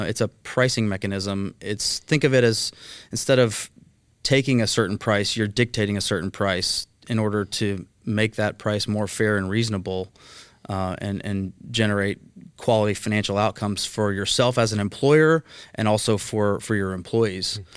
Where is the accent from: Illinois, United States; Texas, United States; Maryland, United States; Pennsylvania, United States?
Texas, United States; Mesquite; also born or lived in Highland Village, Texas / Fort Worth, Texas; I grew up in Mesquite, Texas